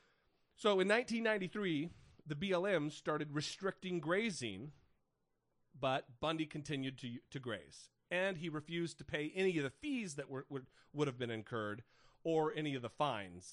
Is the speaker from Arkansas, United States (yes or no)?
no; Idaho, United States; moved away; I'm originally from Idaho